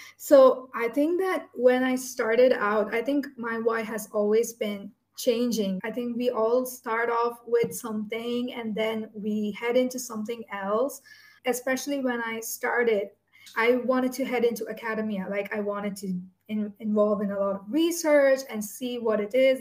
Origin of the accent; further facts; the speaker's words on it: India; when I was born in India